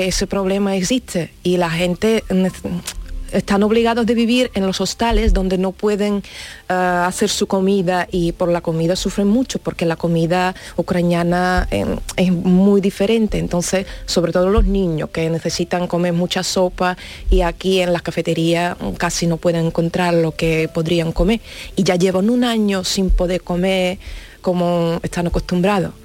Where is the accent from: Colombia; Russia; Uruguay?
Russia; Spanish is a second language; now in Spain; soy rusa